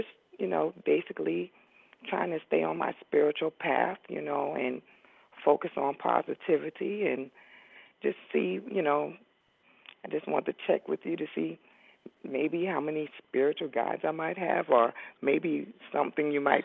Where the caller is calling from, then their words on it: Beaufort, South Carolina, United States; I'm calling from South Carolina.